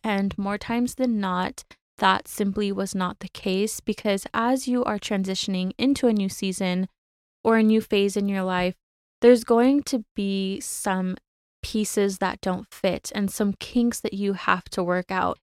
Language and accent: English; California, United States; now in Arizona, United States; back home to California, my home state, just for a day or so to visit my family in Southern California